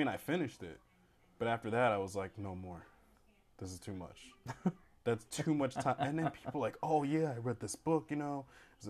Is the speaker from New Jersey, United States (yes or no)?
yes; New Jersey, United States; we're from New Jersey.